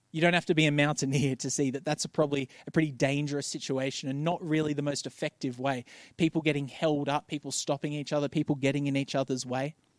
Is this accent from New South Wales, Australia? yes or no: yes; Bankstown, New South Wales, Australia; I grew up in Bankstown